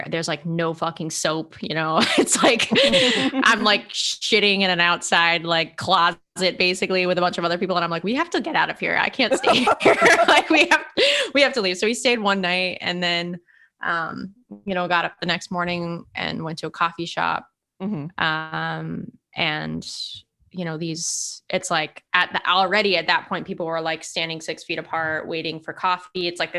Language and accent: English; California, United States; We're from California. We don't have lines there.